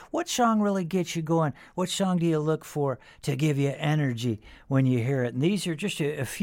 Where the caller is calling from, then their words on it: Pompton Lakes, New Jersey, United States; I'm from Pompton Lake, New Jersey.